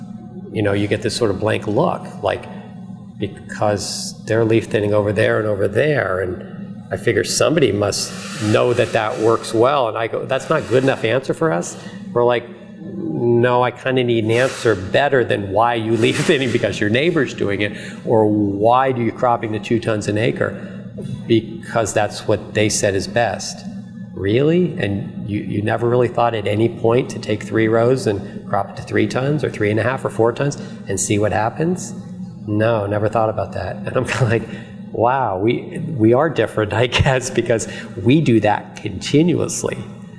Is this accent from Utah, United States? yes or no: no; New Jersey, United States; we came from New Jersey, okay, the most densely populated state in the United States.